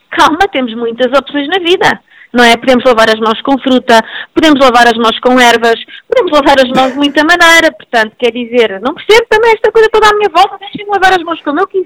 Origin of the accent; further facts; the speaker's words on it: Azores, Portugal; accent: Portuguese; Não, português. eu sou dos Açores, sou, eu, tenho, família dos Açores, tenho também uma pai de Braga, isto está